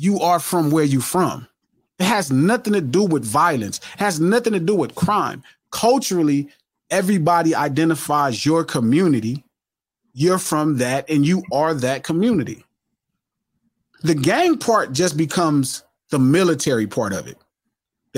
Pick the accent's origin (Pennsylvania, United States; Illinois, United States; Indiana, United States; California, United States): California, United States; Compton; also born or lived in Watts, Los Angeles; culturally I grew up in Compton and Watts pretty much as many days a week. So even though I grew up, you know, at my mom's house, we grew up in the Richland Farms